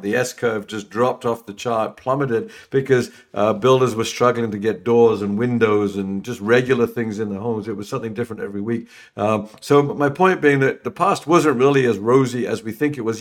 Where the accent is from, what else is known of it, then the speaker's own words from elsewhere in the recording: London, United Kingdom; moved away as an adult; also born or lived in England; I'm from London